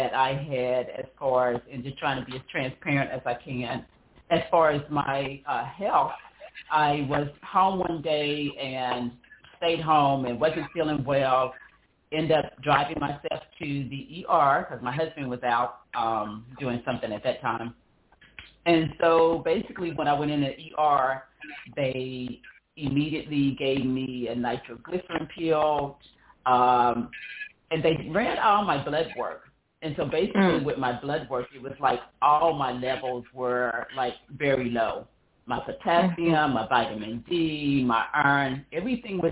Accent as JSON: {"language": "English", "town": "Knoxville", "region": "Tennessee", "country": "United States", "tie": "born or raised there", "moved": "as an adult", "lives_now": "Delaware, United States", "said": "I am originally from Knoxville, Tennessee, born and raised there"}